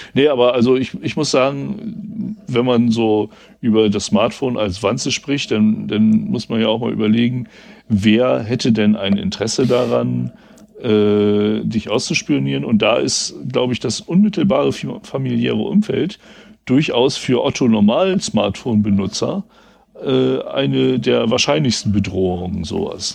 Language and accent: German; West Germany, Germany; ich bin ja ein Wessi